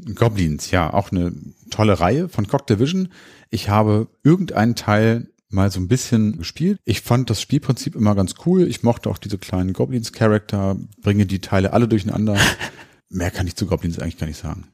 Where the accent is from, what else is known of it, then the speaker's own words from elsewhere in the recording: Hanover, Lower Saxony, Germany; Wir kommen ja aus Hannover